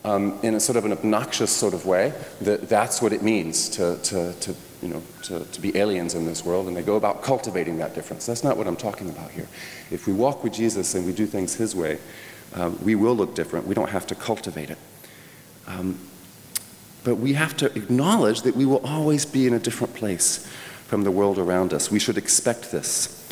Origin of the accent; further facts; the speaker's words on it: France; When I was a little boy, I mentioned I grew up in France. My parents were church planters there.